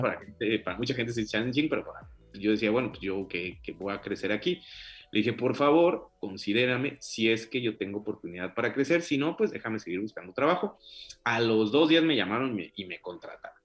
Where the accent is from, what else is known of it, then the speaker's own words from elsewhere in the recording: Michoacán, Mexico; moved away as an adult; now in Canada; antes que ser mexicano, soy michoacán